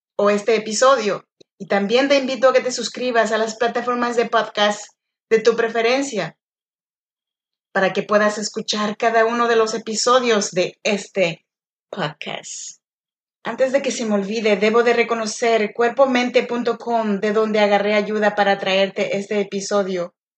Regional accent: Chinantla region, Oaxaca, Mexico; now in Sacramento, United States; yo soy nacida en Oaxaca, México, en la región de Chinantecos, pero yo vivo y grabo este podcast desde Sacramento, California

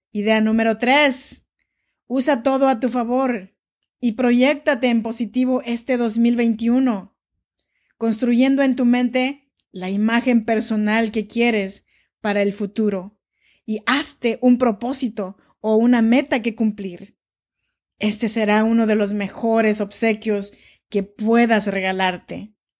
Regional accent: Oaxaca, Mexico; now in Sacramento, United States; Yo soy nacida en Oaxaca, México, y vivo en Sacramento desde hace ya varios años

